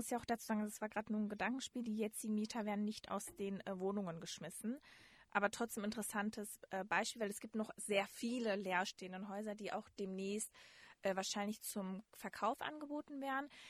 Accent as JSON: {"language": "German", "town": "Dortmund", "region": "North Rhine-Westphalia", "country": "Germany", "tie": "born or raised there", "said": "also ich bin tatsächlich auch in einem Zechenhaus aufgewachsen. Ich komme ursprünglich aus Dortmund. Das war auch ein typisches Zechenhaus."}